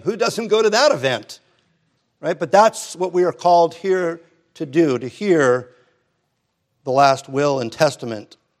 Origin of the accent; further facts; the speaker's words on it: Hermosa Beach, California, United States; growing up in Hermosa Beach